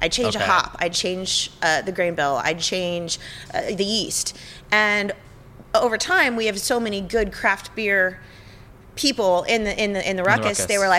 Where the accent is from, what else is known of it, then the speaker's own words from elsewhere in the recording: Sonoma, California, United States; I'm from Sonoma.